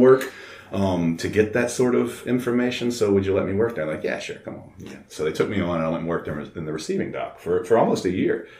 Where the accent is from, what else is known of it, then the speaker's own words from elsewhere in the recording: Baton Rouge, Louisiana, United States; I'm a guy from Baton Rouge